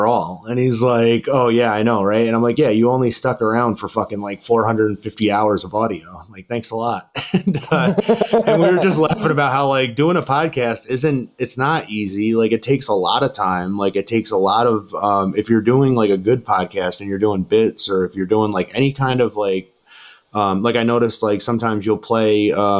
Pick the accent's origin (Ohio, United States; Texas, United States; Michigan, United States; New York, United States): New York, United States; I'm from New York